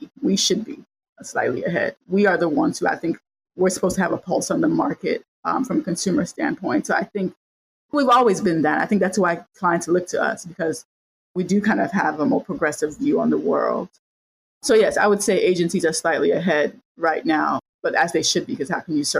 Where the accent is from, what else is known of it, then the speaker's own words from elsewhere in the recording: Cameroon; also born or lived in Chicago, United States; now in Dallas, United States; I'm from Chicago and Cameroon. I grew up in Cameroon and then was born in Chicago, and my mom is from there and I lived there